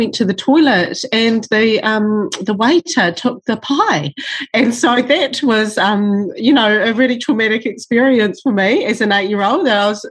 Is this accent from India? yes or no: no; Matamata, Waikato, New Zealand; now in top of the South Island, New Zealand; I was brought up in the North Island in a little town called Matamata